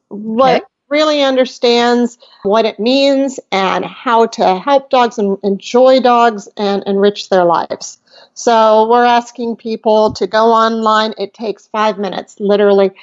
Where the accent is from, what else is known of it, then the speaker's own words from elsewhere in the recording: Rockford, Illinois, United States; moved away; I lived in Rockford, Illinois